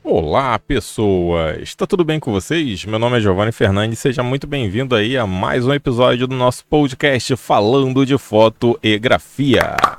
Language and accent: Portuguese; Rio de Janeiro, Brazil; aqui no Rio de Janeiro, porque eu sou do Rio de Janeiro